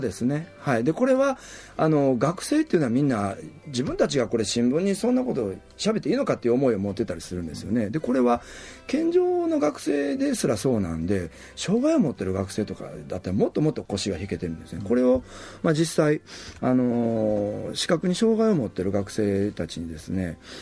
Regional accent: Kobe, Hyogo, Japan; moved away as an adult; now in Okinawa, Japan; 神戸とか関西の出身なんで、ものすごくこの中身のこういう密の濃いラジオ文化で育った

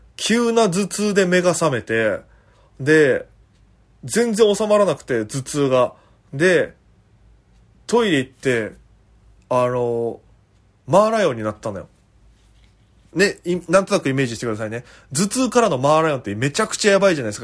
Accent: Okinawa, Japan; moved away as an adult; now in Tokyo, Japan; 私県出身で現在東京でフリーのピン芸人として活動しております

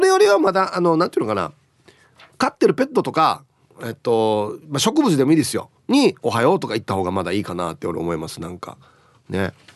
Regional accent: Uruma, Okinawa, Japan; うちの地元の僕が通ってた小学校でアゲナ小学校です

